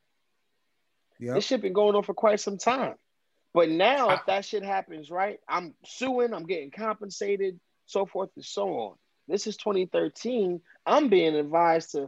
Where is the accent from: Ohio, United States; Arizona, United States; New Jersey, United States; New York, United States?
New Jersey, United States; Camden; I'm from Camden, New Jersey, born and raised